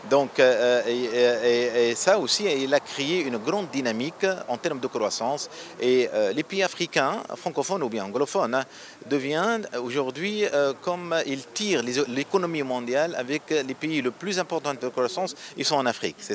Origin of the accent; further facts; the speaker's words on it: Tunisia; first language Arabic; French is a second language; Bon, en tant que euh, Tunisien, euh, vous savez, notre première langue, c'est l'arabe. Deuxième langue, c'est le français.